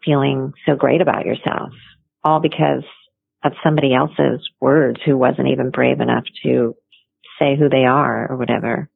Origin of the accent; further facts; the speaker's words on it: Toms River, New Jersey, United States; I grew up in New Jersey, down at the Jersey Shore in a little town called Toms River.